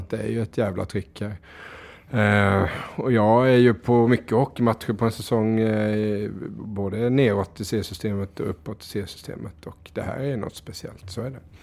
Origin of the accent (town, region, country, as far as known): Diö, Kronoberg County, Sweden